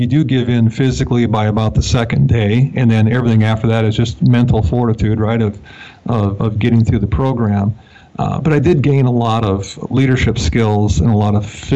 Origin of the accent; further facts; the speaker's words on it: Montana–North Dakota border, United States; I grew up in the Montana, North Dakota border